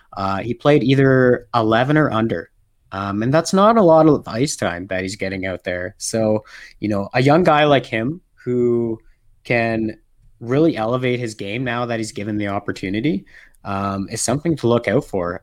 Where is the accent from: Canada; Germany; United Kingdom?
Canada; also born or lived in Alberta, Canada; I am a Canadian living in Alberta, Canada.